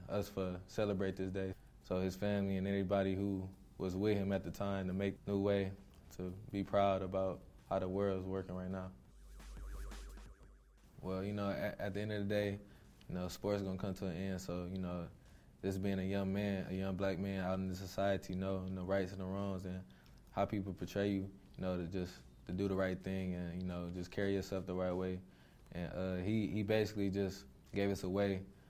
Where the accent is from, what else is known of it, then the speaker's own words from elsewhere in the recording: Flint, Michigan, United States; from Flint, Michigan